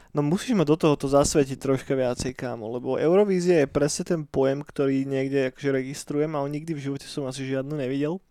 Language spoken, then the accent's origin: Slovak; a village near Trnava, Trnava Region, Slovakia; now in Bratislava, Slovakia; ja som kedysi dochádzal do Bratislavy do školy. Každý deň, ne? A to nebolo úplne, že najjednoduchšie dochádzanie, lebo ja som nebýval priamo v Trnave, ale v jednej dedine pri Trnave